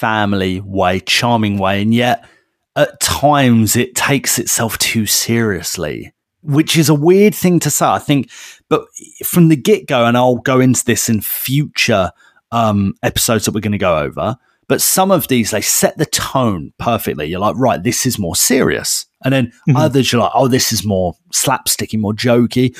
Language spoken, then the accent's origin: English; United Kingdom; We are British and, you know, we probably grew up with Wallace and Gromit